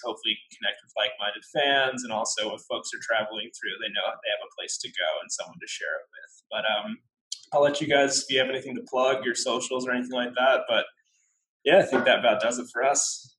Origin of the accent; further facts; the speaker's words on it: United States; No family ties here. I'm obviously from the States, as you can hear from my accent.